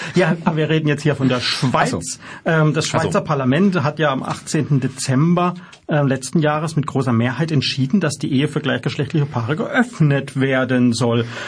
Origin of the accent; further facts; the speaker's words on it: Germany; uns als Deutsche